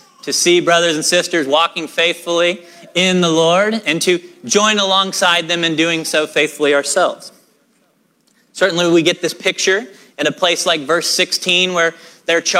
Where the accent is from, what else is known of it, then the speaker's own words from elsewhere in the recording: Oklahoma, United States; I am a person who was born and raised in Oklahoma